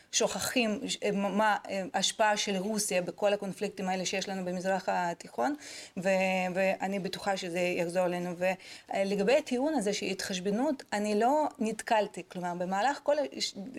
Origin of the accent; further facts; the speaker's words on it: Kherson, Kherson Oblast, Ukraine; now in Israel; מחרסון, מאיפה שאני